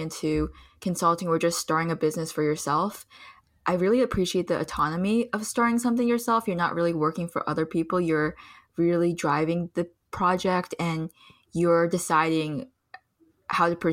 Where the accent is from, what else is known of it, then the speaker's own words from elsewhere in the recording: Plainsboro, New Jersey, United States; also born or lived in Pennsylvania / China; I grew up predominantly in Plainsboro, New Jersey